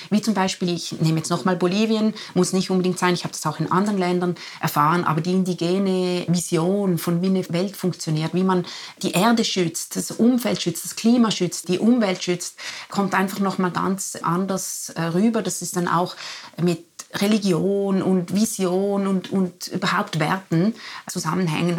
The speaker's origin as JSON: {"language": "German", "country": "Liechtenstein", "tie": "born or raised there", "also_born_or_lived": "Zurich", "moved": "yes", "said": "ich bin ja in Liechtenstein, in Liechtenstein aufgewachsen."}